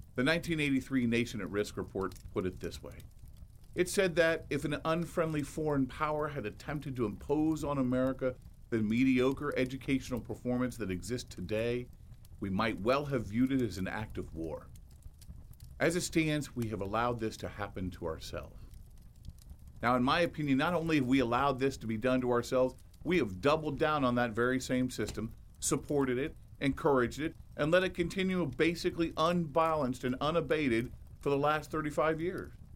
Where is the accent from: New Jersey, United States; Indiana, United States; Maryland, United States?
Indiana, United States; my home state of Indiana